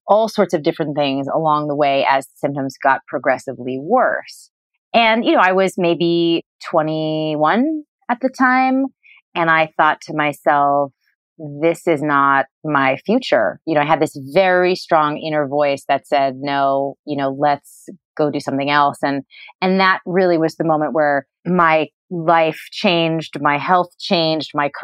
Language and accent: English; New England, United States; I grew up in New England